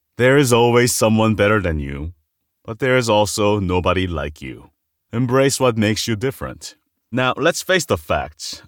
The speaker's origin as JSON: {"language": "English", "country": "South Korea", "moved": "yes", "said": "I'm an immigrant from Korea"}